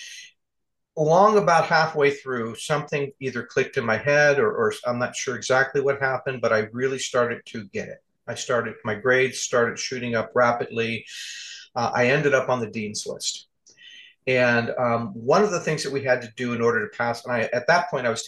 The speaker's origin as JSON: {"language": "English", "region": "California", "country": "United States", "also_born_or_lived": "Arizona", "moved": "yes", "said": "I'm from California"}